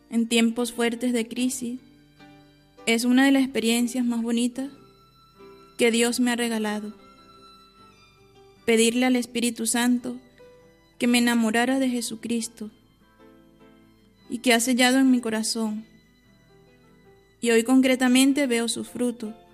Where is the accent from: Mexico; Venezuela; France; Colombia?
Venezuela; moved away as an adult; now in Onteniente, Spain; Vengo de Venezuela, ya tengo nueve años y medio en este monasterio, actualmente con 30 años de edad.